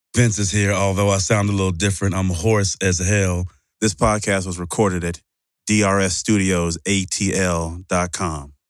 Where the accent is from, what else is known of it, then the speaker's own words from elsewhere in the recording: Mississippi, United States; I'm from Mississippi